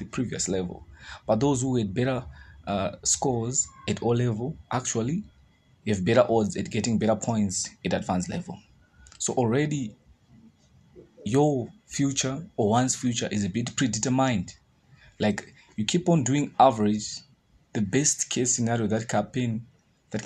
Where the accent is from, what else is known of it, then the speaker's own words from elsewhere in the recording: Zimbabwe; I'm from Zimbabwe